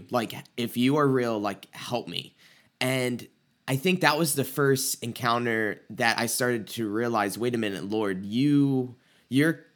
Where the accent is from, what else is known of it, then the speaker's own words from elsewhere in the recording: the Bible Belt, United States; I grew up like in the Bible Belt